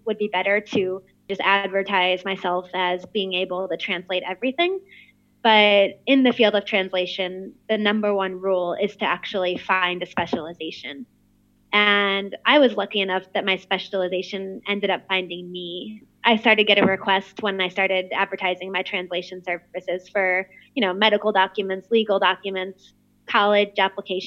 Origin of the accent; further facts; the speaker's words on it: St. Louis, Missouri, United States; I'm from St. Louis, Missouri